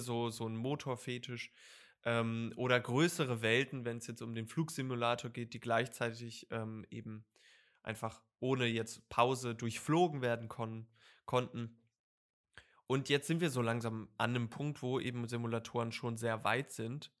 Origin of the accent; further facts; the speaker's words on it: Lower Saxony, Germany; ich komme aus Niedersachsen